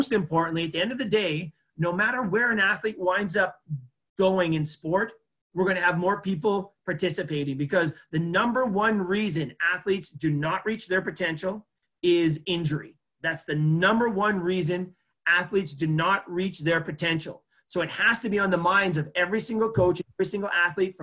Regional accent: Edmonton, Alberta, Canada; my hometown here in Edmonton

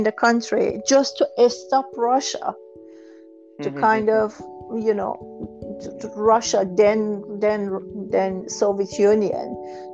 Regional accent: Iran; moved away as an adult; I was born in Iran

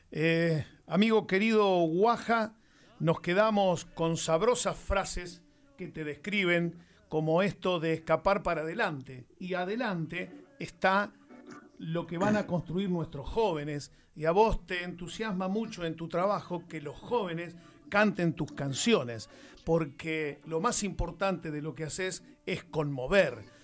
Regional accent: Caleta Olivia, Santa Cruz, Argentina; yo nací en Caleta Olivia

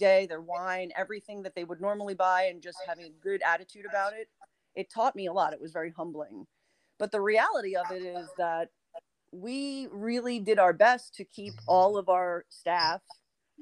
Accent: New York, United States; moved away as an adult; now in West Hollywood, United States; Now I'm from New York

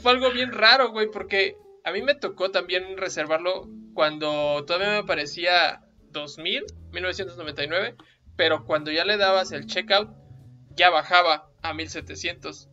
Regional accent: Mexico

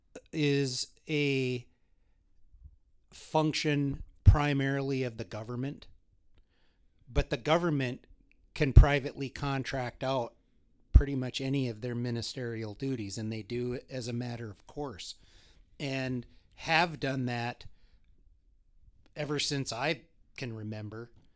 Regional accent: Bismarck, North Dakota, United States; also born or lived in Grand Forks, North Dakota; I was born in Grand Forks, primarily grew up in Bismarck

